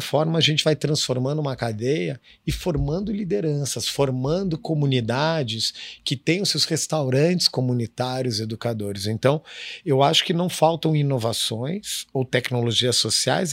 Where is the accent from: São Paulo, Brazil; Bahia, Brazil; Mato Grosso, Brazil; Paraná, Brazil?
Paraná, Brazil; Curitiba; moved away as an adult; also born or lived in Israel; now in Rio de Janeiro, Brazil; eu cresci em Curitiba